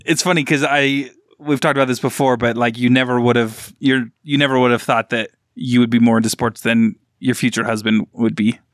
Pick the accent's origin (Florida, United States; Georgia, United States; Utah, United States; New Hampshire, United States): Utah, United States; growing up in Utah